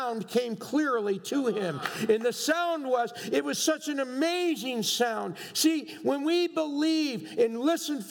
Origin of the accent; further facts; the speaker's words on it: New York, United States; I'm from New York. We're noisy people